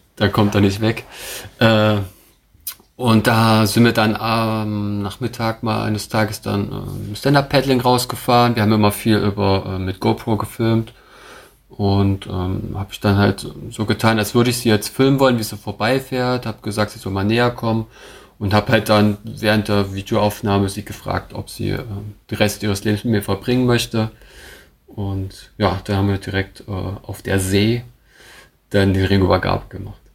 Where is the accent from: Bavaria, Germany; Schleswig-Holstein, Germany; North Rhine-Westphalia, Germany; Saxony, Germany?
Saxony, Germany; Dresden; also born or lived in Koblenz; ich bin ja gebürtiger Dresdner